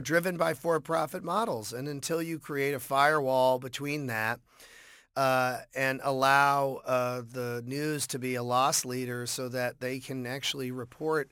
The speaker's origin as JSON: {"language": "English", "town": "Boston", "region": "Massachusetts", "country": "United States", "tie": "born or raised there", "said": "growing up in Boston"}